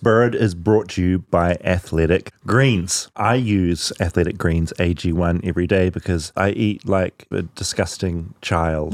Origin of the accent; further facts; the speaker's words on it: New Zealand; now in United States; I come from New Zealand